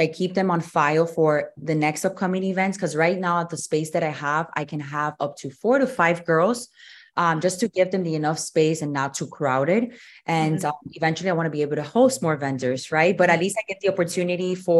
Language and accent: English; Miami, Florida, United States; also born or lived in Louisiana / San Diego, California; I was born and raised here in Miami.